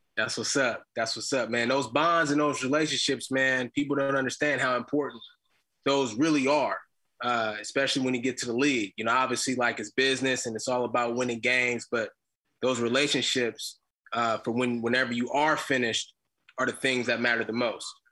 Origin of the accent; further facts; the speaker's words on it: Bay Area, California, United States; moved away as an adult; also born or lived in Utah; I came from the Bay Area, which is a little colder